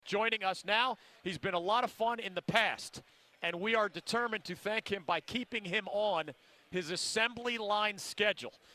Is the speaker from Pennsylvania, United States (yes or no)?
yes; Philadelphia, Pennsylvania, United States; I grew up in Philly